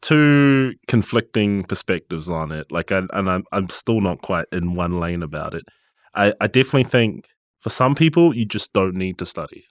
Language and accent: English; Gisborne, New Zealand; moved away as an adult; now in Auckland, New Zealand; I'm, I'm from Gisborne